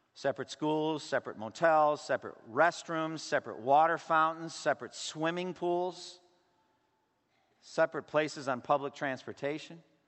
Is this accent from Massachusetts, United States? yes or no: yes; eastern Massachusetts, United States; moved away; also born or lived in Boston; I was born in Boston. I was raised in eastern Massachusetts